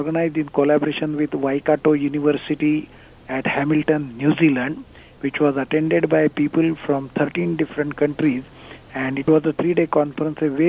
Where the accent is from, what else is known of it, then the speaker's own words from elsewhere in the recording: India; moved away; I'm originally from India.